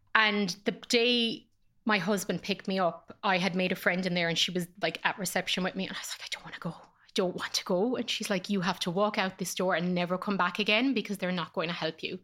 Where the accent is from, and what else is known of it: Ireland; born or raised there; moved away as an adult; also born or lived in Dublin